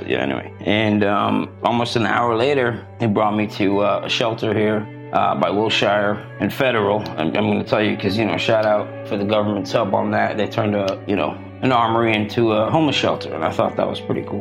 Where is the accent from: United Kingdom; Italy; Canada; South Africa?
South Africa; also born or lived in Florida; now in California, United States; I'm South African. I came to Florida.